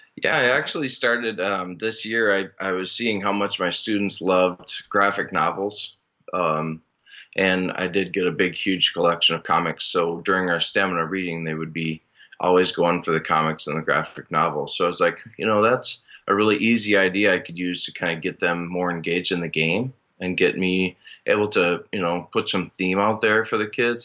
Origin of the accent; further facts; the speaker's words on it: Minnesota, United States; now in Northern Michigan, United States; I originally am from Minnesota